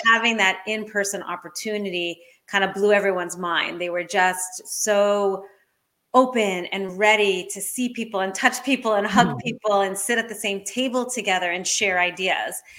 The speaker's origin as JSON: {"language": "English", "region": "Maine", "country": "United States", "tie": "born or raised there", "said": "here in my hometown of Maine"}